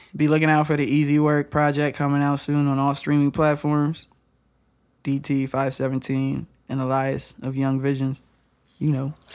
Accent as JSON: {"language": "English", "town": "Lansing", "region": "Michigan", "country": "United States", "tie": "born or raised there", "moved": "yes", "lives_now": "West Virginia, United States", "said": "since I am from Lansing"}